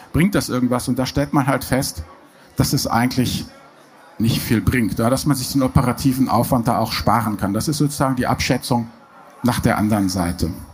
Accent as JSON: {"language": "German", "country": "Germany", "said": "bei uns in Deutschland"}